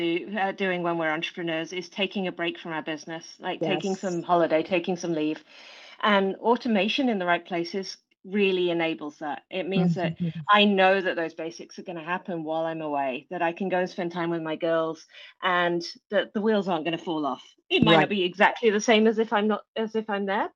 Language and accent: English; England, United Kingdom; moved away as an adult; now in New Zealand; So you will tell from my accent, I'm not originally from New Zealand, but I live in New Zealand now, in a beautiful place in the very top of the North Island. But I was born in England.